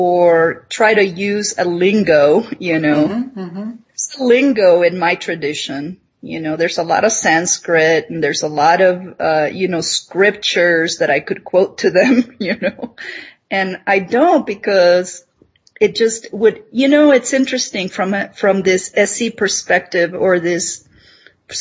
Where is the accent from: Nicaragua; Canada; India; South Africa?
Nicaragua; moved away; I'm this girl from Nicaragua, from tropical Nicaragua, and somehow I'm in Minnesota